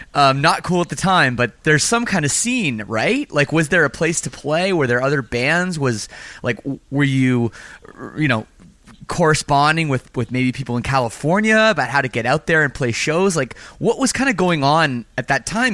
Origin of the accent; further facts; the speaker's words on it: Canada; I'm from Canada too